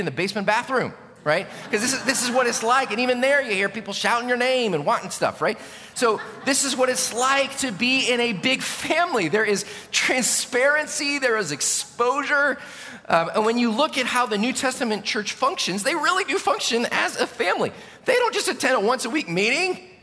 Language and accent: English; United States; as an American pastor.